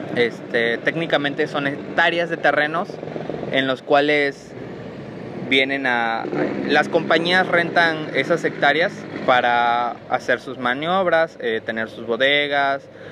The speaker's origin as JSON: {"language": "Spanish", "town": "Comalcalco", "region": "Tabasco", "country": "Mexico", "tie": "born or raised there", "said": "soy originario de Comalcalco, Tabasco"}